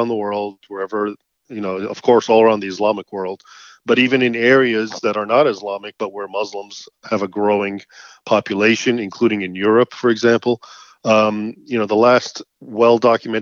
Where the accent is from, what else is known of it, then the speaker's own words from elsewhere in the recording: United States; I was born here in the United States, but my parents both were born and raised, of course, in Egypt